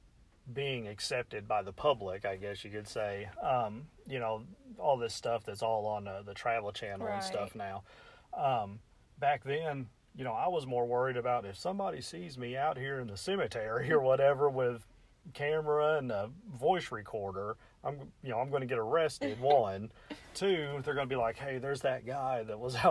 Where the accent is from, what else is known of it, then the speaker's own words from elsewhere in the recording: Metropolis, Illinois, United States; I'm from Metropolis, Illinois, the southern tip of Illinois.